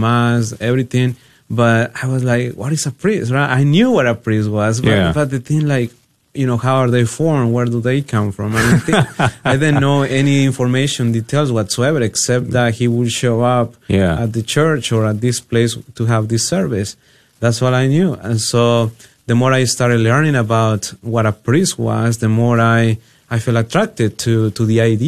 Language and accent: English; Jalisco, Mexico; moved away; I was born and raised in Jalisco, Mexico